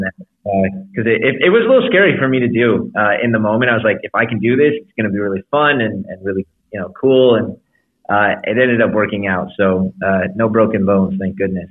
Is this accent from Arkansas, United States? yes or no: no; Chicago, Illinois, United States; now in Los Angeles, United States; I grew up in Chicago. Uh, I live in Los Angeles, but but my heart is still in Chicago sometimes